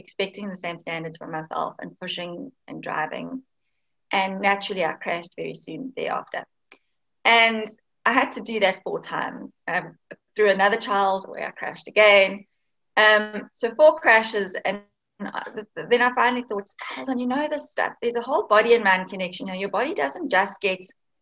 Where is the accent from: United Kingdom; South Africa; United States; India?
South Africa; Cape Town, Western Cape; I'm actually from Cape Town in South Africa